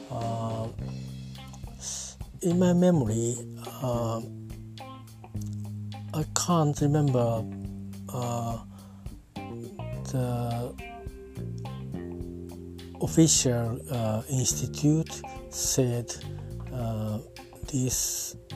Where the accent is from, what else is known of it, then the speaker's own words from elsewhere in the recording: Japan; I'm talking from Japan at my hometown.